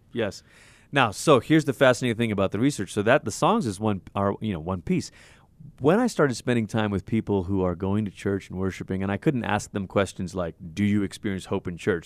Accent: Malaysia; I'm from Malaysia. I grew up in Malaysia

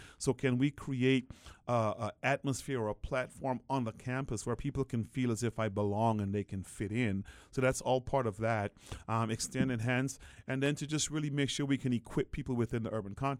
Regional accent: Guyana; now in United States; I was born in the Caribbean. That's where I was born and raised. My actual birthplace was Guyana, South America. And my parents were just migrants looking for a better life.

